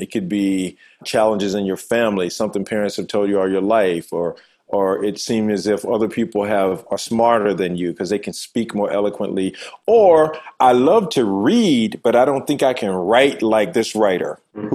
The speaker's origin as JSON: {"language": "English", "town": "Manchester", "region": "Georgia", "country": "United States", "tie": "born or raised there", "moved": "as an adult", "said": "I'm from a uh, little town called Manchester, Georgia, in deep south in uh, rural Georgia family of eight"}